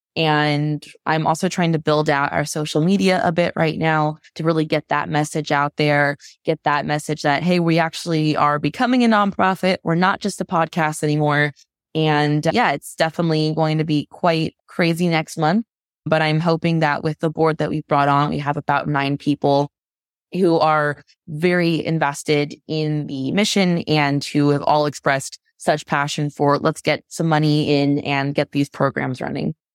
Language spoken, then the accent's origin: English; Florida, United States; also born or lived in Vancouver; now in Washington, D.C., United States; I'm from Florida originally, moved to Vancouver, and then now I'm back in the States